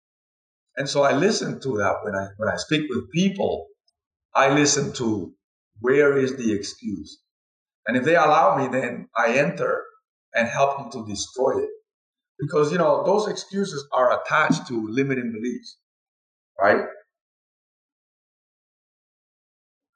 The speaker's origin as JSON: {"language": "English", "country": "Cuba", "also_born_or_lived": "Spain", "moved": "yes", "lives_now": "United States", "said": "I'm from Cuba, and, you know, my father was a doctor"}